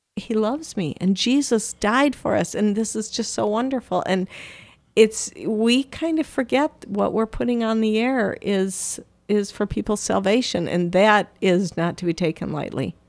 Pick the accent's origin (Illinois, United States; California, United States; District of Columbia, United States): Illinois, United States; Downers Grove; moved away; I'm originally from Downers Grove, Illinois